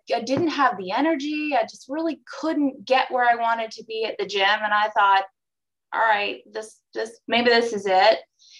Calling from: Maryland, United States; I'm in Maryland.

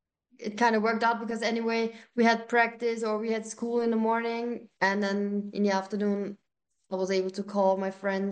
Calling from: Austria

